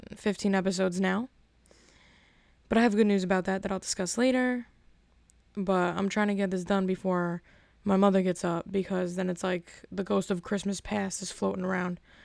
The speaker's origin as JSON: {"language": "English", "town": "Elizabeth", "region": "New Jersey", "country": "United States", "said": "I'm from Elizabeth"}